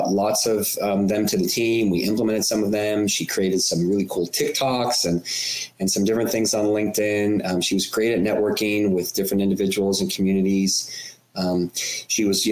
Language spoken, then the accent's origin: English; California, United States; California, my home state